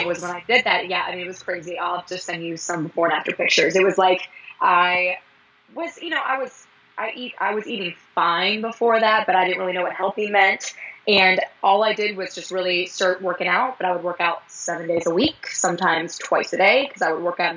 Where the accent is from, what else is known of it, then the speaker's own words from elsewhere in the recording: Fort Mill, South Carolina, United States; I'm actually kind of from the Charlotte area. I'm actually from Fort Mill, South Carolina.